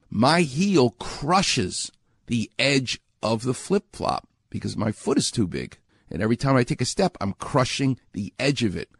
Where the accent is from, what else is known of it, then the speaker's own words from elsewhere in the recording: New York, United States; moved away; I'm from New York.